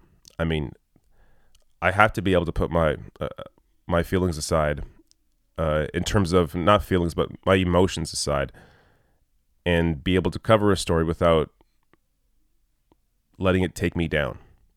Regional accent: Canada; bring in my perspective as a Canadian to that conversation and inform Americans about that.

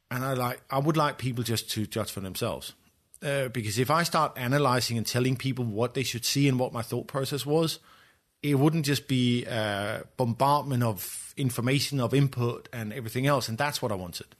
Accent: Copenhagen, Capital Region of Denmark, Denmark; my background is I grew up in Copenhagen

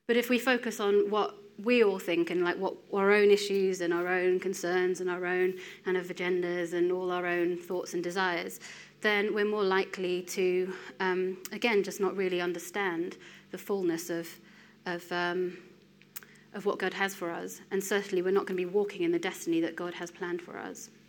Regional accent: Wales, United Kingdom; born there; accent: English; I am uh, 32. Um, I am Indian origin. Despite the uh, English accent, I'm actually born in Wales.

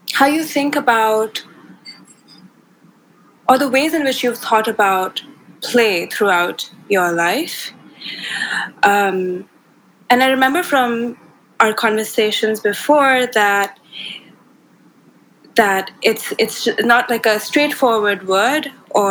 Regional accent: India; I grew up in India

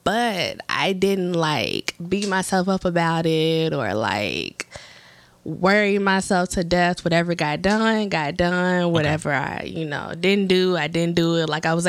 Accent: Memphis, Tennessee, United States; also born or lived in Chicago; And then we moved to Memphis when I was like 9, 10. So I was raised in the South, but I was always back and forth to Chicago a lot.

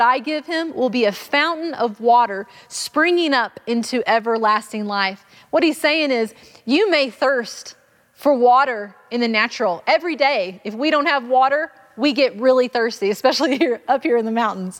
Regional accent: Arkansas, United States; I grew up in Arkansas

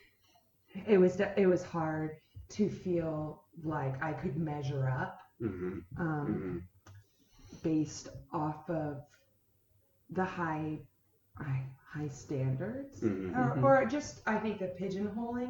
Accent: Soldotna, Alaska, United States; now in Homer, United States; I grew up in Soldotna with a big family

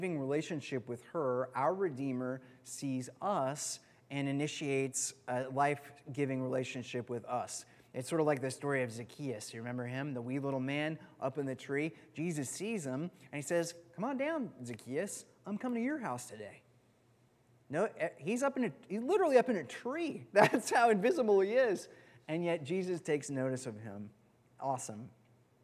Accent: California, United States; moved away; where we grew up in California

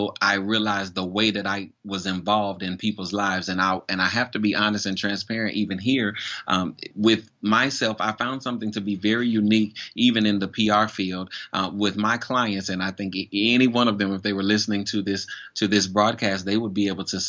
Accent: Florida, United States; moved away as an adult; now in Charleston, United States; I'm originally from Florida, and I moved to Charleston in September of 2012.

